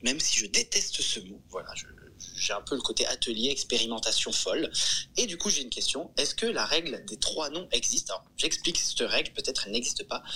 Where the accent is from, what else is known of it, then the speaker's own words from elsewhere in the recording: Bordeaux, Nouvelle-Aquitaine, France; je viens de Bordeaux